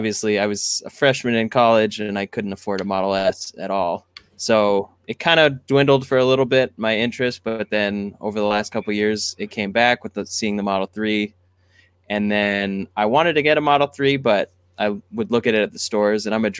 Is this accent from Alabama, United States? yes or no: no; San Diego, California, United States; also born or lived in Texas / Washington / Oregon; now in Los Angeles, United States; I was born in Texas, and I grew up in Washington, Oregon, and then San Diego.